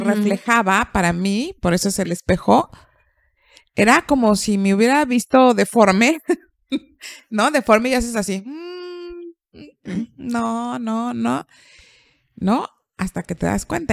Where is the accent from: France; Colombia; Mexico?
Mexico; yo soy una mexicana muy mexicana